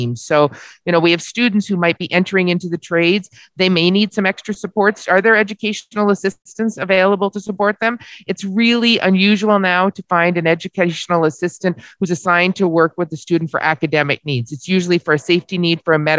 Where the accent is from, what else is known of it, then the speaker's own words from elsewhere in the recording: Barrie, Ontario, Canada; I live in the city of Barrie